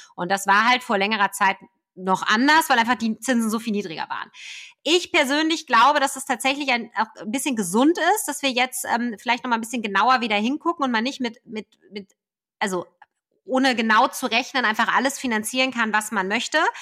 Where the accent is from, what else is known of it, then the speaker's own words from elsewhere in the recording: Ruhr area, North Rhine-Westphalia, Germany; ich bin selber ein Kind des Ruhrgebiets